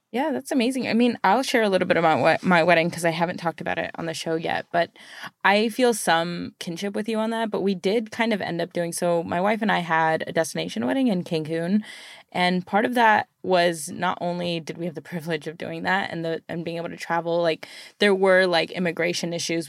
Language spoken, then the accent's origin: English; United States; being born here